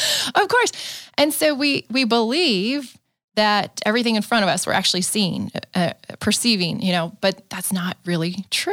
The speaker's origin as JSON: {"language": "English", "town": "San Diego", "region": "California", "country": "United States", "tie": "born or raised there", "said": "I grew up in San Diego."}